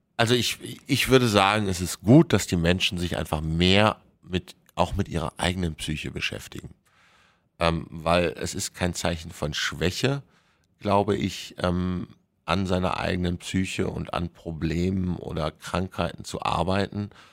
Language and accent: German; Germany; bei uns in Deutschland